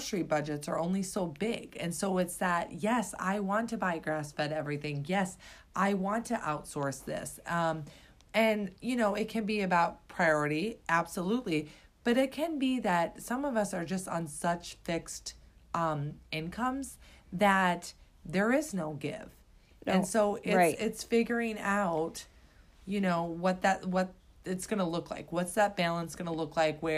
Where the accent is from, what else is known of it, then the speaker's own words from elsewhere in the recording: Iowa, United States; I grew up in Iowa on the farm